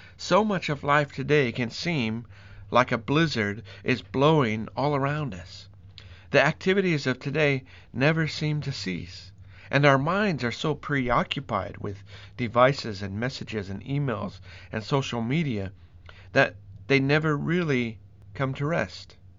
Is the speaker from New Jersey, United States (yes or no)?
no; Colorado, United States; also born or lived in Midwest, United States; growing up in Colorado and spending a lot of time across the Midwest of the U S